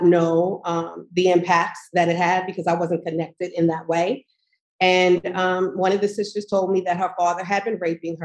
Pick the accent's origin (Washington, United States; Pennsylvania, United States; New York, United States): New York, United States; Manorville; I grew up in Long Island in Manorville